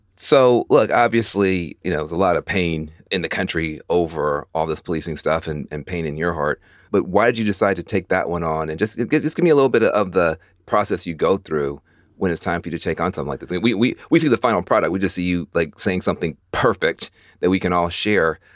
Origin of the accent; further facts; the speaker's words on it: Jackson, Tennessee, United States; also born or lived in East Coast; now in California, United States; I'm actually also from rural Tennessee, from rural West Tennessee. I grew up in Jackson.